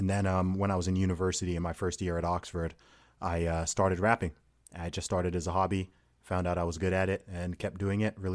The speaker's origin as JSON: {"language": "English", "country": "Saudi Arabia", "tie": "born or raised there", "accent": "American", "said": "I, I grew up in Saudi Arabia."}